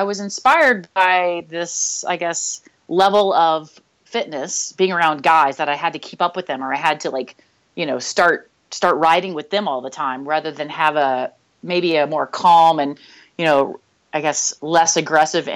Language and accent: English; Nashville, Tennessee, United States; I grew up in the Southeast in Nashville